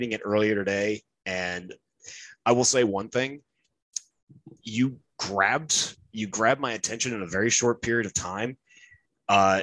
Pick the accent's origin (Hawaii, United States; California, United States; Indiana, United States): Indiana, United States; northern; now in Virginia, United States; I'm from like northern Indiana, like near Chicago, about an hour and a half outside of Chicago